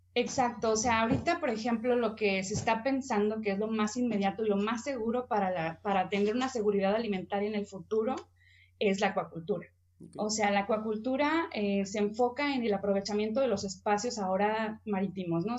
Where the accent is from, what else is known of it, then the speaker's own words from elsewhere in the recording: Mexicali, Baja California, Mexico; yo crecí en Mexicali